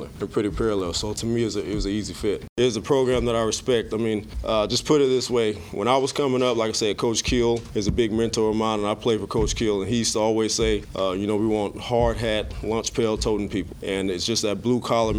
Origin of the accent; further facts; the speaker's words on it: Miami, Florida, United States; moved away; I'm born and raised in Miami, Florida